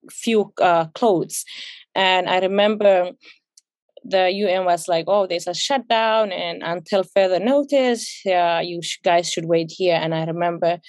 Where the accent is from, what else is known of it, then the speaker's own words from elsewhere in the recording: Ethiopia; English is a second language; also born or lived in South Africa; now in United States; I grew up in Ethiopia.